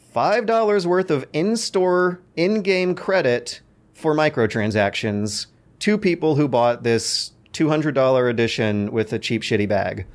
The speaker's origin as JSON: {"language": "English", "country": "United States", "tie": "born or raised there", "said": "born as an American"}